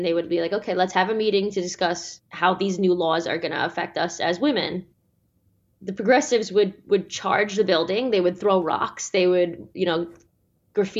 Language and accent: English; Australia; my home country of Australia